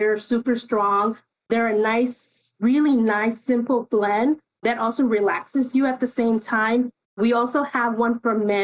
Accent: Chicago, Illinois, United States; first language Spanish; English is a second language; I grew up on the Northwest side here in the city

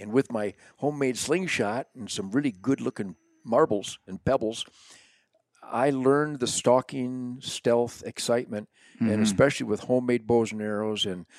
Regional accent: Detroit, Michigan, United States; born there; Now, I was born in Detroit, 1948.

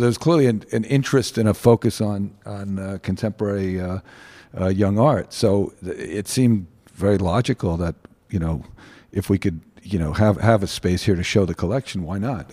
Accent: New York, United States; We grew up in New York in the, um, early seventies

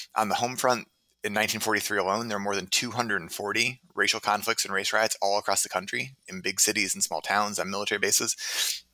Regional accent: Minneapolis, Minnesota, United States; also born or lived in Cambridge, Massachusetts / Providence, Rhode Island / Claremont, California / Tempe, Arizona; now in Hanover, United States; I'm originally from Minneapolis, Minnesota

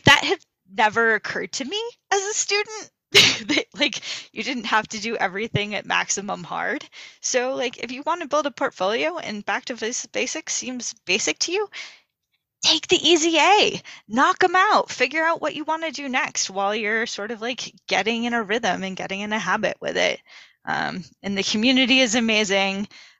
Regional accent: New England, United States; New England.

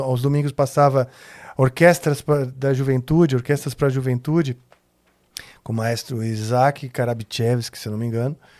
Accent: São Paulo, Brazil; tinha menos de seis, porque eu me mudei da Vila Mariana com seis anos. Então, uh, pro Morumbi.

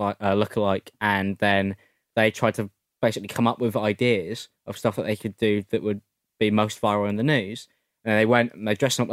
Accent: United Kingdom; I'm a British man.

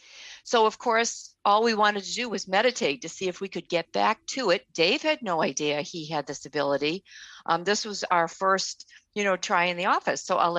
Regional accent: Boston, Massachusetts, United States; We were born and raised in Boston.

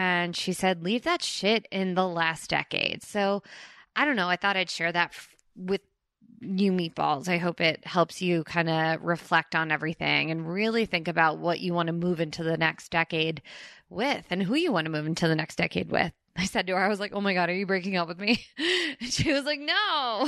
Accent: Princeton Junction, New Jersey, United States; And if you guys don't know this, I grew up in Princeton, Princeton Junction.

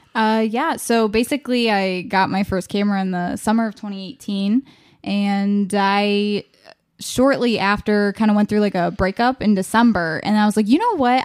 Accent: Ashtabula County, Ohio, United States; I am from Ashtabula County

